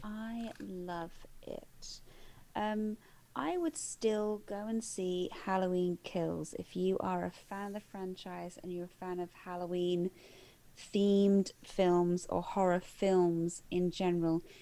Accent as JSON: {"language": "English", "country": "United Kingdom", "said": "we as we as British viewers"}